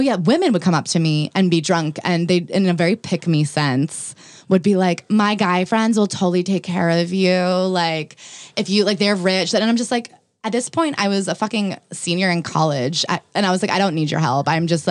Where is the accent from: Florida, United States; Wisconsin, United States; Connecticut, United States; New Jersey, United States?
New Jersey, United States; I'm from New Jersey.